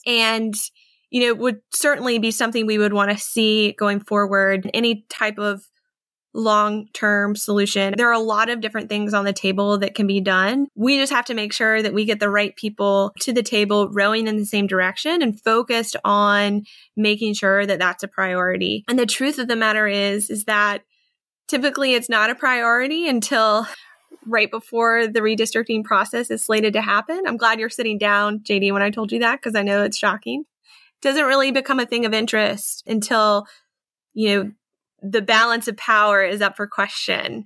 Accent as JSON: {"language": "English", "region": "North Carolina", "country": "United States", "tie": "born or raised there", "also_born_or_lived": "New York", "moved": "as an adult", "said": "come back to my home state where my whole family was"}